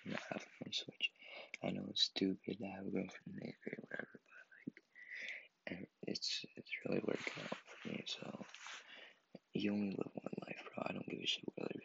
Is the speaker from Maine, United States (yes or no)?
yes; Maine, United States; I was born in Maine, and I still live in Maine.